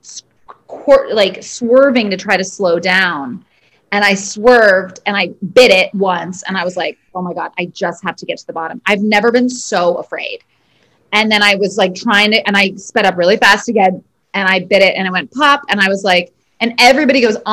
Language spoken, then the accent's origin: English; New York City, New York, United States; I am a Brooklyn girl.